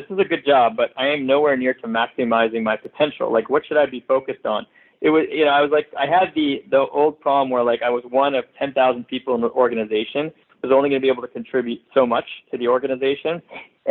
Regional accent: Montreal, Quebec, Canada; moved away as an adult; also born or lived in Philadelphia, United States; now in Los Angeles, United States; I am actually originally from Montreal, Canada, where I grew up

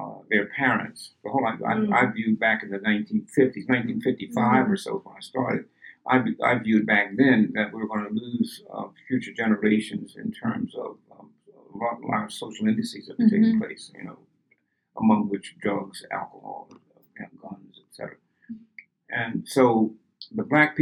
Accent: Philadelphia, Pennsylvania, United States; I was raised in the Black Bottom, 36 in Market Street

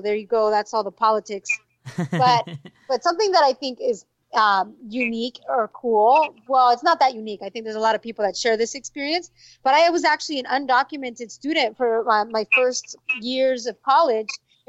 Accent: Orange County, California, United States; moved away as an adult; now in Los Angeles, United States; we're originally from Orange County, but I live in L.A. and we record in L.A.

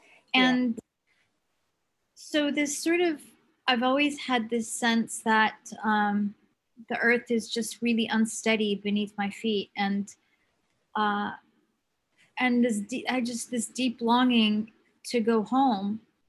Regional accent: Palestine; also born or lived in Kuwait; Briefly, I guess my story is every Palestinian story. You know, my family was exiled in the 67 war. They became refugees and ended up in Kuwait, where I was born in 1970, dating myself.

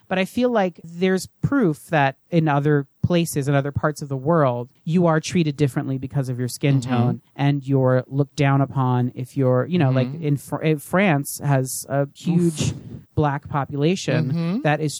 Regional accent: Sweden; English is a second language; I'm from Sweden, a very liberal and LGBTQ-friendly country, and we have a very small drag scene. My town has none.

